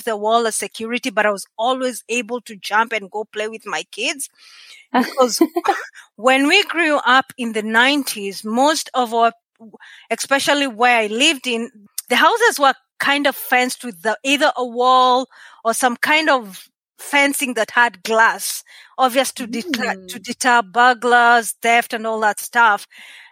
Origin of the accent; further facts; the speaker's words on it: Nairobi, Kenya; accent: Kenyan; moved away as an adult; also born or lived in rural Kenya; now in Canada; I was born in Nairobi, Kenya, which is the capital city. Until sometime in my high school, we ended moving to the rural areas in Kenya